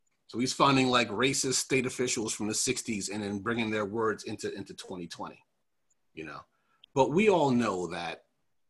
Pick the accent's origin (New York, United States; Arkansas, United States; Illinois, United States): New York, United States; Long Island; I'm from Long Island